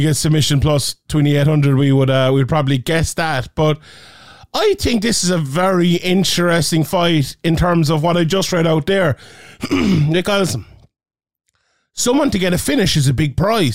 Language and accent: English; Ireland